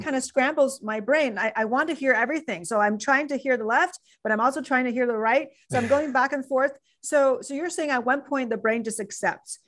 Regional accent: China; moved away; when I was growing up in China

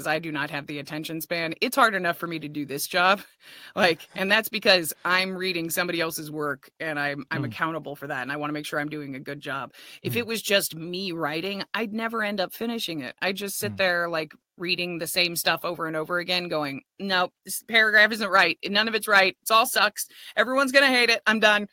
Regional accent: California, United States; I'm Californian.

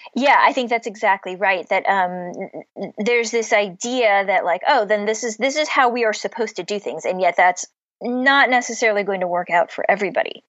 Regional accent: Cleveland, Ohio, United States; also born or lived in Pittsburgh, Pennsylvania; now in Boston, United States; I grew up in Cleveland which is right on Lake Erie. Um, I was born in Pittsburgh

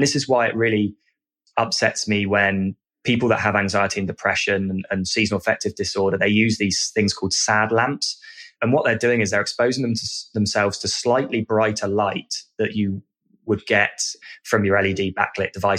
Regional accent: United Kingdom

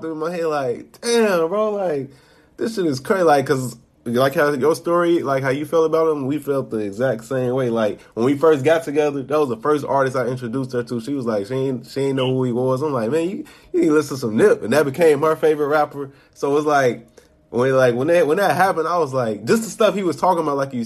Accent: Chicago, Illinois, United States; I'm from Chicago. A kid from Chicago

